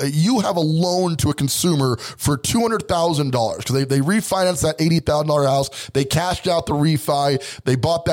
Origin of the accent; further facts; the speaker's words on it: Colorado Springs, Colorado, United States; also born or lived in Brooklyn, New York; There's this neighborhood in Colorado Springs where I'm from, and we refer to it as Pikes Peak Park. But when I was a kid, we referred to it as the Hood